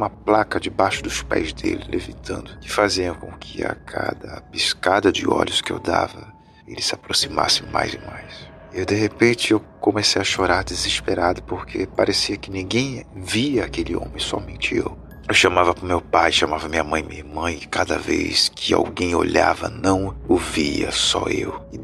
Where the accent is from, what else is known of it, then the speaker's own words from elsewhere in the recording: Ribeirão Preto, São Paulo, Brazil; now in Recife, Brazil; E eu sou natural da cidade de Ribeirão Preto, São Paulo, que fica cerca de 4 horas da capital. E eu vim para Recife em 2007, se eu não me engano.